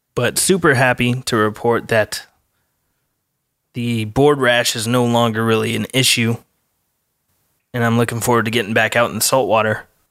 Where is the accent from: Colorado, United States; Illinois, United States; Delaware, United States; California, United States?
Colorado, United States; I'm from Colorado, so we don't have any surfing out there